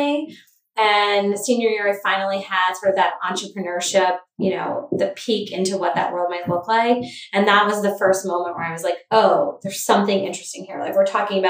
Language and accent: English; Cape Cod, Massachusetts, United States; also born or lived in Boston; I grew up on Cape Cod